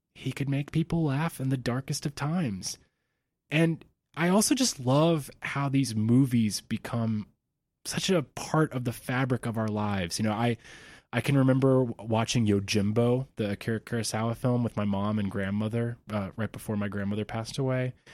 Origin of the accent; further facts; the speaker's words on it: Georgia, United States; moved away as an adult; I had to move back to my home state of Georgia